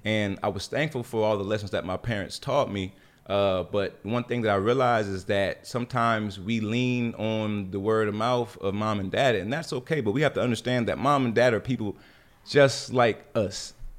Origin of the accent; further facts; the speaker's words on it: Jacksonville, North Carolina, United States; moved away; I lived in, born in Jacksonville, which was a small military town, you know, had a very, very humble beginning